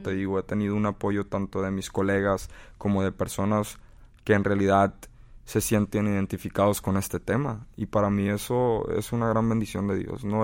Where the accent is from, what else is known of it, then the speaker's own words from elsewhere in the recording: United States; tuve la bendición de haber nacido en este país